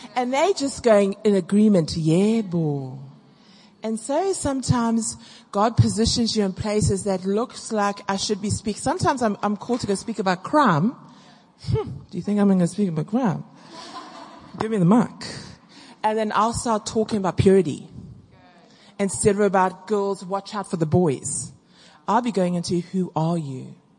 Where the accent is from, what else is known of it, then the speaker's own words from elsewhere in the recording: South Africa; now I'm really South African